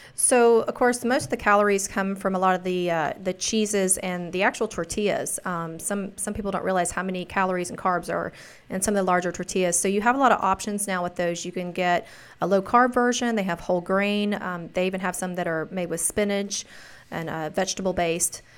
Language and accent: English; the South, United States; I'm from the South